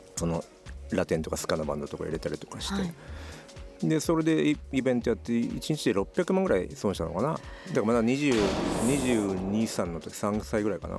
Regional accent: Aichi, Japan; moved away as an adult; 愛知県から来てる

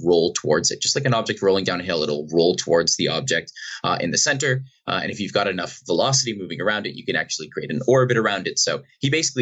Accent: Boston, Massachusetts, United States; now in British Columbia, Canada; I grew up in Boston, outside of Boston in Massachusetts

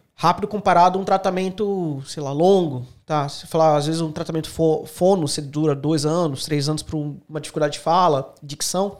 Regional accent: Santos, São Paulo, Brazil; moved away as an adult; also born or lived in Canoinhas, Santa Catarina; now in Australia; Eu sou natural de Santos, São Paulo.

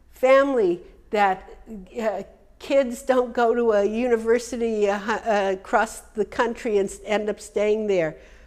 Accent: United States; When I grew up in America, I'm talking, you know, 70 years ago, there was a thing, you had to be different than your mother.

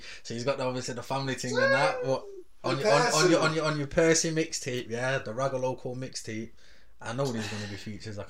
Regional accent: Old Trafford, North West England, United Kingdom; I'm from OT

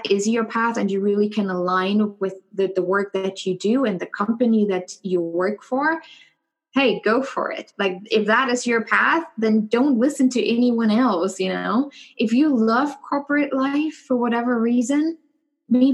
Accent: Germany; moved away as an adult; also born or lived in New York / San Francisco / Dallas; now in Indianapolis, United States; growing up in Germany

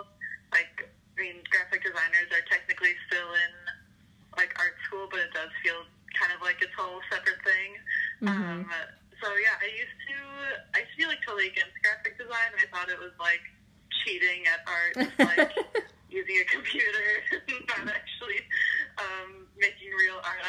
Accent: Milwaukee, Wisconsin, United States; I'm from Milwaukee, Wisconsin, grown up here my whole life

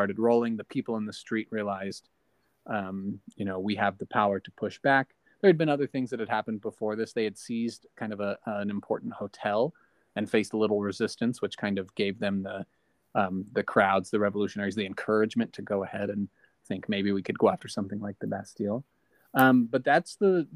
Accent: United States; as an American

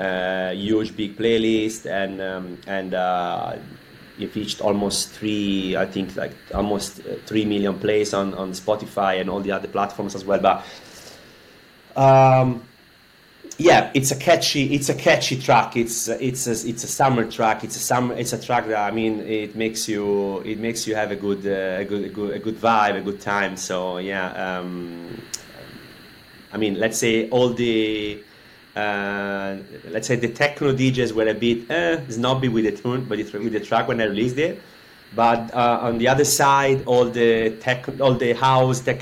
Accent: Florence, Tuscany, Italy; moved away as an adult; now in Barcelona, Spain; I'm coming from Florence in Italy. I left Florence a few years ago

